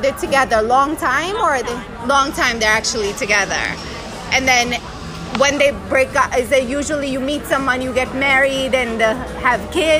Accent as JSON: {"language": "English", "country": "United States", "said": "we're American"}